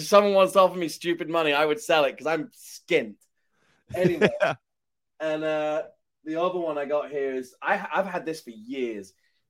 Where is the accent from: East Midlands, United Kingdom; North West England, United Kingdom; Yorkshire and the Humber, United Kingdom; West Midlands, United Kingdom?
West Midlands, United Kingdom; Shrewsbury; moved away as an adult; now in United States; growing up in Shrewsbury